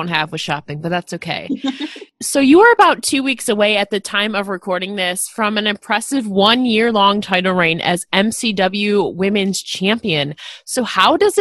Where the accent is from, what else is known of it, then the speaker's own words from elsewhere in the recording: New York, United States; I'm from New York